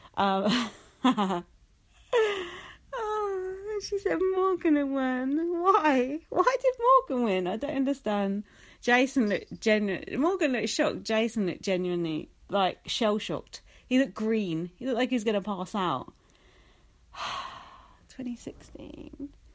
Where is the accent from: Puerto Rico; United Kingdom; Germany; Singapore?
United Kingdom; England; being English